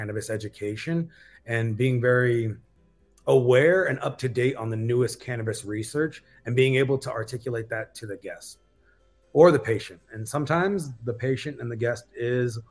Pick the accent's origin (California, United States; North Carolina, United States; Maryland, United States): California, United States; Baldwin Park; moved away; I'm originally from East LA, West Covina, California, Baldwin Park to be exact